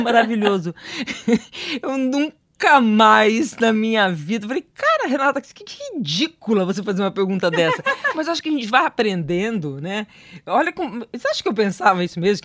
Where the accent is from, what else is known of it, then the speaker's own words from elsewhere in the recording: interior of São Paulo, Brazil; eu sou do interior, de São Paulo